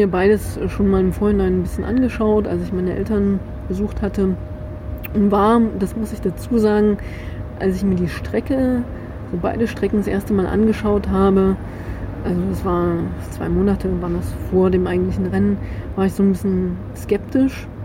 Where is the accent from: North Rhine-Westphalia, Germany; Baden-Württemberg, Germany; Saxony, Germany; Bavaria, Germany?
Saxony, Germany; Chemnitz; ey, guck mal, ich komme aus Chemnitz